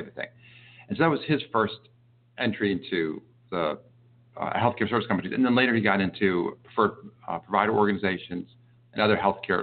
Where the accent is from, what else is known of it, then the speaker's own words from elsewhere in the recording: Darnestown, Maryland, United States; growing up in Darnstown, during the summers, I worked for Mr. Kelly